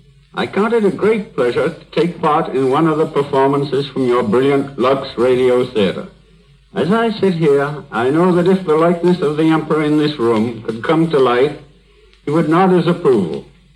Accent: United States; But I have lived all my life in America. My family and my friends are here

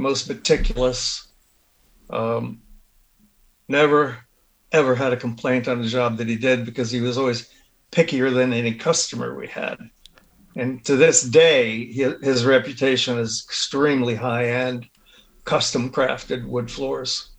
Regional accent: Hollywood, Florida, United States; I grew up in Hollywood.

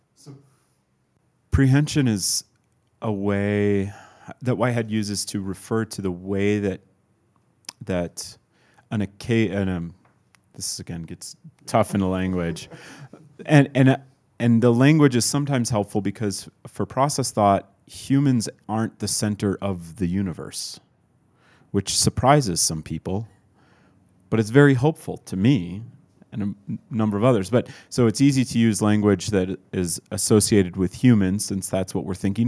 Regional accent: Midwest, United States; I was born in the Midwest to, uh, to a white Scandinavian

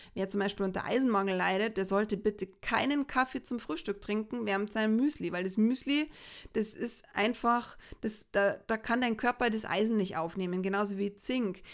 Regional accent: Bavaria, Germany; bei uns in Bayern.

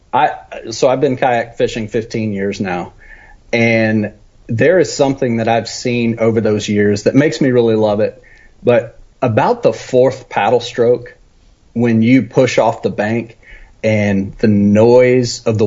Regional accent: West Texas, United States; So I grew up in West Texas, out that direction.

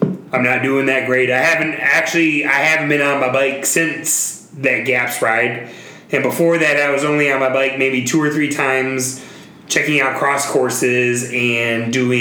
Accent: Florida, United States; now in Sandy Springs, United States; I'm from Florida

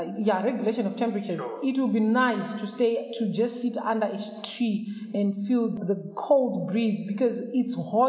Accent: Marange, Manicaland, Zimbabwe; I grew up in Marange village in Zimbabwe, where forests were the only sources of energy.

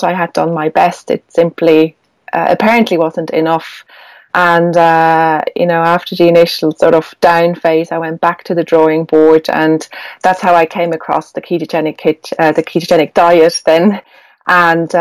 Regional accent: Switzerland; now in Ireland; although I live in Ireland, I'm Swiss. I grew up in Switzerland

